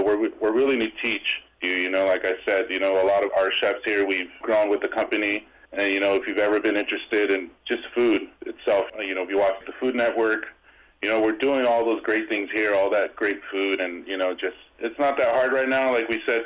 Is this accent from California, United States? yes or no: yes; Escondido, California, United States; born or raised there; also born or lived in Las Vegas